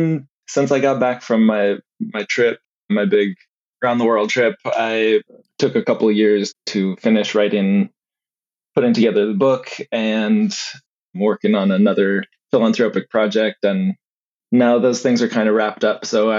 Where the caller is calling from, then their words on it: Eugene, Oregon, United States; I am in Eugene, Oregon right now.